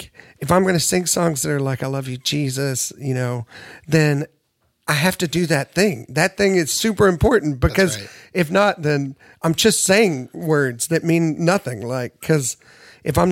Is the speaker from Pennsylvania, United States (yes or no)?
no; Nashville, Tennessee, United States; I grew up in Nashville